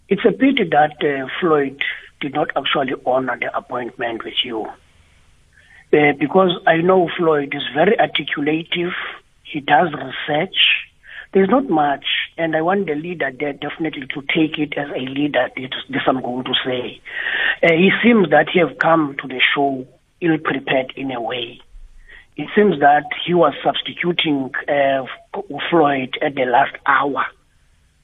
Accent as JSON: {"language": "English", "country": "South Africa", "said": "as South African"}